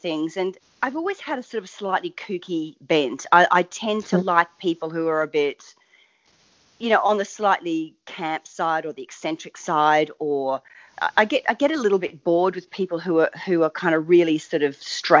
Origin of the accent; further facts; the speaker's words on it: Biloela, Queensland, Australia; I'm a Queenslander originally, country Queensland. The closest town was a little town called Billawheela